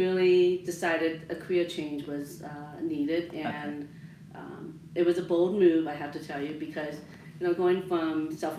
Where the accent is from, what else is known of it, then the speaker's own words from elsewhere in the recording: Maryland, United States; moved away as an adult; also born or lived in Colorado; But I grew up in Maryland, and so that's where I met my husband.